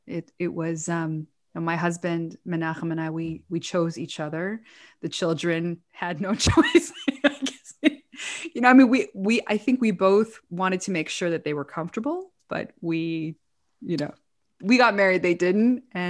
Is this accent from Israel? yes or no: yes; Israel; I had good friends growing up in Israel, but I was really a little bit of a loner growing up.